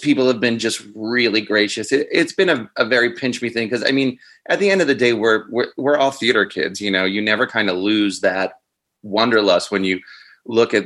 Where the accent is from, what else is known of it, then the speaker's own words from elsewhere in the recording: Cape Cod, Massachusetts, United States; now in New York, United States; I'm from Cape Cod.